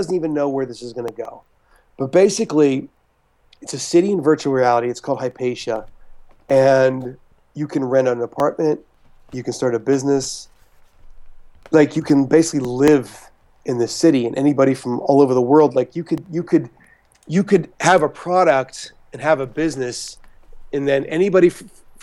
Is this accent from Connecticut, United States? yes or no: no; Pittsburgh, Pennsylvania, United States; moved away; it's just a great place to grow up, man. I'm so proud to be from there.